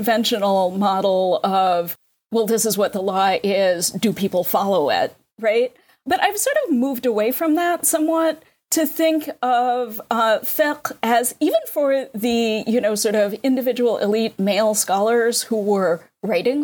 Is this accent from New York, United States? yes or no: yes; New York, United States; I'm a New Yorker